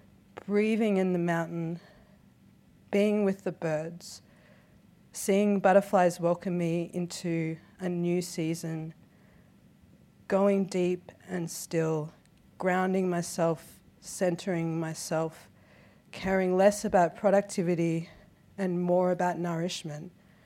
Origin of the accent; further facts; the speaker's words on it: Australia; So we as mob, we don't use that term, not even in a sarcastic way or a jokey way